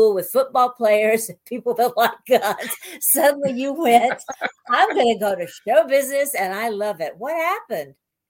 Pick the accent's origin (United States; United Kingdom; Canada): United States; the South; because I'm from the South, a little town like you